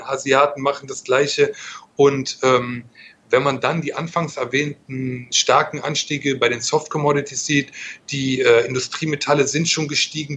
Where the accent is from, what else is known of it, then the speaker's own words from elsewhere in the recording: Germany; Ich bin kein Italiener, ich bin Deutscher.